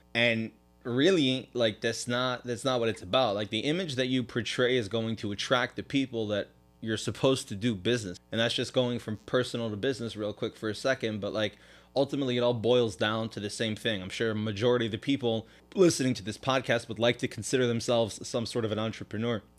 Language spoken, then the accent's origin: English; New York City, New York, United States; moved away as an adult; now in South Florida, United States; I grew up in Crown Heights, did the regular yeshiva thing till I was about eighteen.